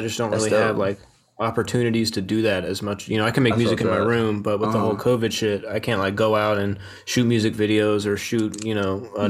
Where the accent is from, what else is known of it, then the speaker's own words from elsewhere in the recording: Winchester, Virginia, United States; moved away as an adult; now in Philadelphia, United States; So I came up in Northern Virginia in a little town called Winchester. Okay. It's like probably about 30-40 minutes outside of DC on a good day. But in November of 2019, I moved to Philadelphia.